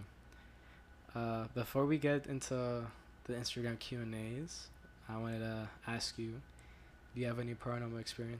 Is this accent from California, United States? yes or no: no; Miami, Florida, United States; growing up in Miami, I know most of it, like, the back of my hand.